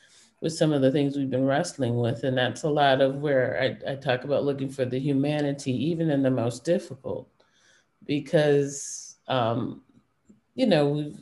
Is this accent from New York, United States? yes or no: no; Detroit, Michigan, United States; I grew up in Detroit, but my family was all from Florida.